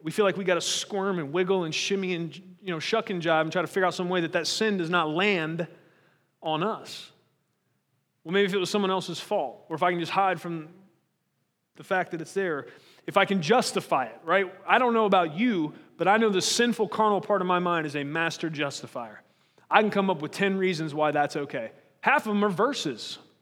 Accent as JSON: {"language": "English", "country": "United States", "said": "we're American"}